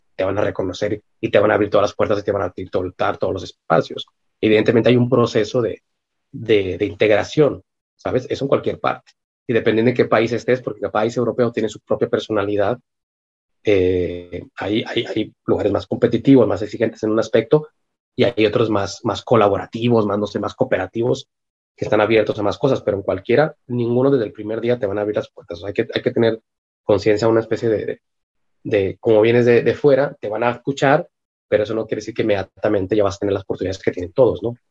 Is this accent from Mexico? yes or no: yes; Monterrey, Nuevo León, Mexico; moved away as an adult; also born or lived in Milan, Italy; now in Barcelona, Spain; yo soy de México